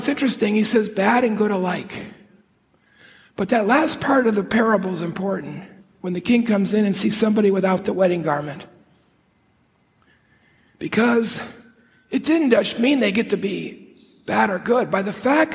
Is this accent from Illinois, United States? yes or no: yes; Chicago, Illinois, United States; I grew up in Chicago